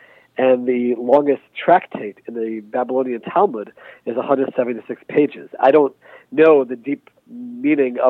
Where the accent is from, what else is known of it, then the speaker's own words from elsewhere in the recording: United States; now in Israel; I spent most of my life in the United States as an American citizen